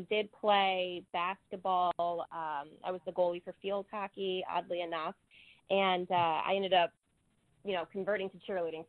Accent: Saratoga Springs, New York, United States; I was born in Saratoga Springs, so very local.

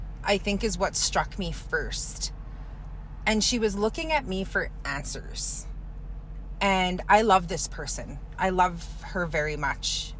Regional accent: Kehewin Cree Nation, Alberta, Canada; I'm from the Kihiwin Cree Nation right here in Treaty 6 territory.

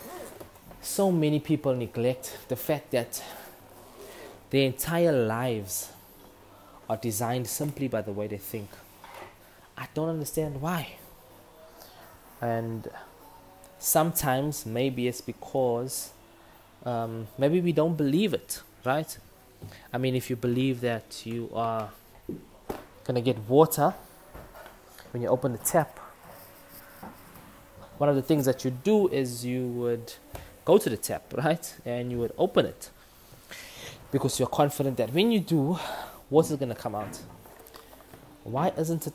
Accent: Durban, KwaZulu-Natal, South Africa; accent: Durban; my authentic Durban accent

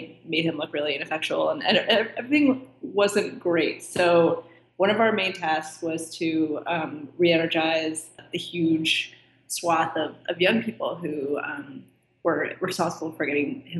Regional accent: D.C., District of Columbia, United States; I grew up just outside of Washington, D.C.

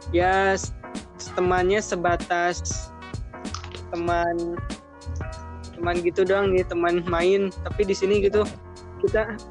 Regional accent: West Java, Indonesia; accent: Sundanese; Indonesian is a second language; masih logat Sunda gitu.

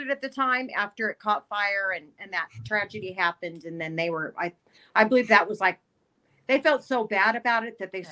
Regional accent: Bishop, California, United States; I was raised in Bishop

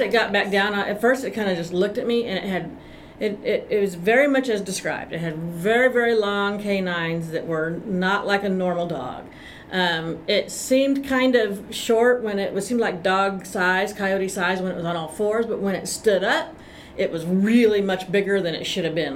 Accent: Austin, Texas, United States; also born or lived in Greenville, Texas; I'm from Austin, Texas, although I was born in Greenville

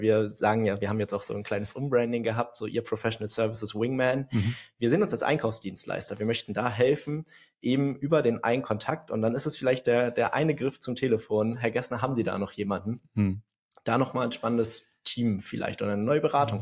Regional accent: Hamburg, Germany; Ich bin 23 Jahre alt und auch so geboren und aufgewachsen in Hamburg.

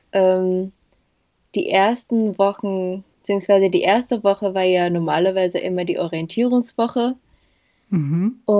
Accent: Indonesia; German is a second language; moved away as an adult; now in Germany; dass ich nicht in Indonesien, nicht in meinem Heimatland mein Studium abschließen möchte, sondern auch irgendwas anders sehen wollte.

